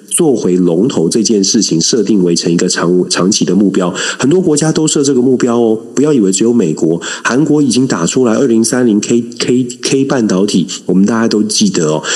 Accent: Taiwan; 这是我们在台湾面临的一个大，大的问题

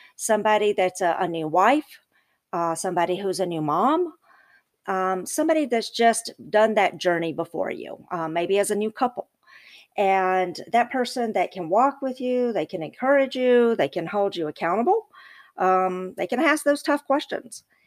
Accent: the South, United States; I'm from the South and I, I'm not gonna talk slow like my people from the South, I talk fast

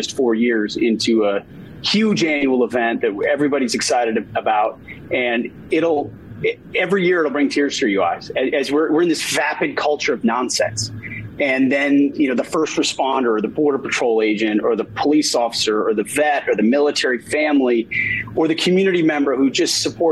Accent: Minnesota, United States; I am born and raised in Minnesota, small town boy

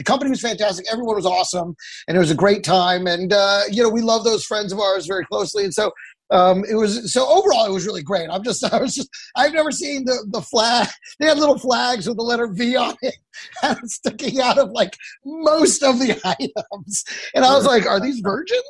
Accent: Texas, United States; now in Los Angeles, United States; I grew up in Texas.

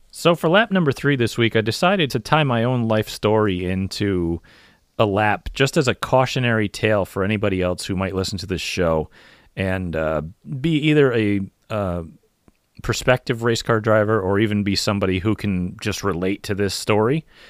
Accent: United States; I'm an American and I race NASCAR

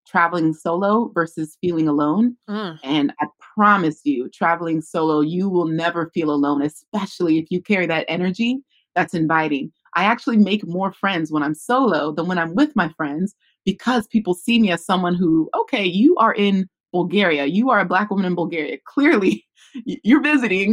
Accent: California, United States; born or raised there

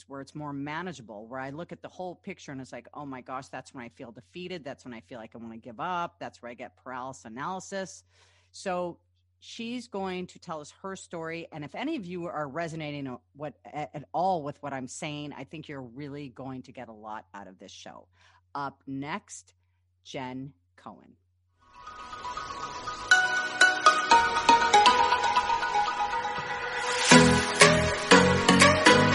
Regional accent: California, United States; I was born and raised in California

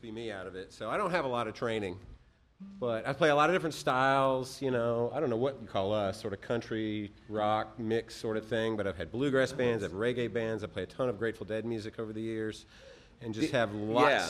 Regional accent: Nashville, Tennessee, United States; I grew up in Nashville, Tennessee.

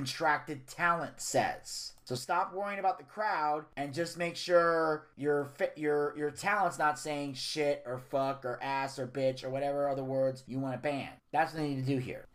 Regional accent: United States; I'm from the New York, New Jersey area. I'm Italian

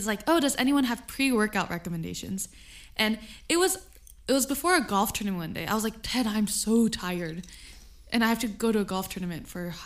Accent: California, United States; it seemed like I was from California

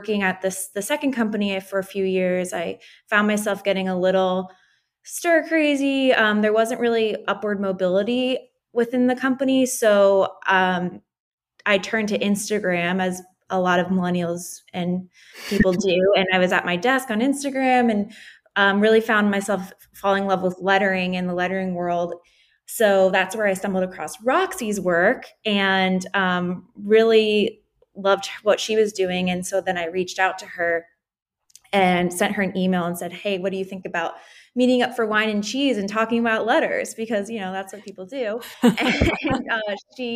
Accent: Philadelphia, Pennsylvania, United States; moved away as an adult; also born or lived in Brooklyn; now in San Diego, United States; I grew up in Philadelphia, a suburb outside of Philadelphia

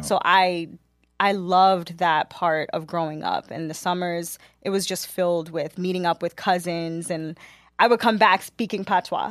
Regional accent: New York City, New York, United States; born and raised in Queens, New York

